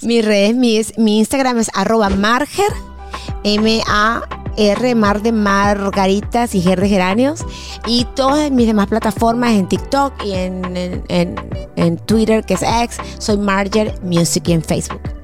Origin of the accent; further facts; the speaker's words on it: Mérida, Venezuela; moved away; cuando yo vivía en Mérida, que yo soy de Mérida